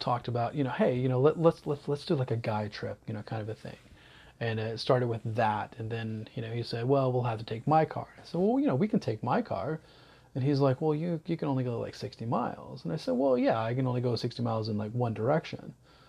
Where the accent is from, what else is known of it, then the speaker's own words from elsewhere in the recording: the South, United States; And I love history. And, so in growing up in the South, I didn't know too much about, you know, the whole, the missions and stuff like